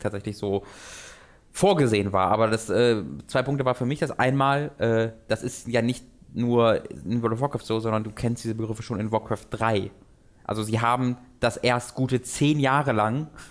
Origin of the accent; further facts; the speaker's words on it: Tönisberg, North Rhine-Westphalia, Germany; Tönisberg, wo ich herkomme